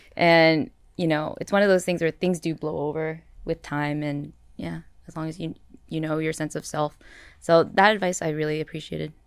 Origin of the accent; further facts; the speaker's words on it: Canada; I'm Canadian.